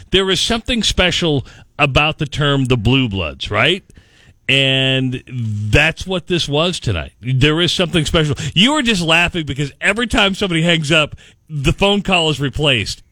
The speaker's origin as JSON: {"language": "English", "town": "Minden", "region": "Iowa", "country": "United States", "tie": "born or raised there", "said": "I actually grew up in Minden, so I drove uh, about 40 miles every Saturday and Sunday to do the weekend shifts on KNOD. So I grew up in Minden."}